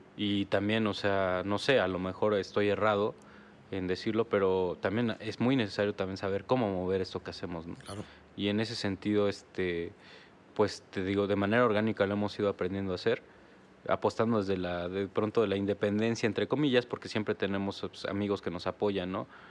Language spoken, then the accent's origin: Spanish; Oaxaca, Mexico; now in Querétaro, Mexico; Somos de Oaxaca